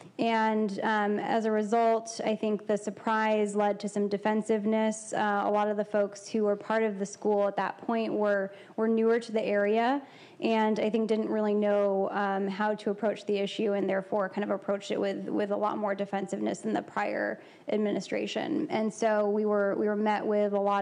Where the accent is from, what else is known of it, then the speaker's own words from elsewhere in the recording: Palo Alto, California, United States; I grew up in the Palo Alto area and went to Gunn High School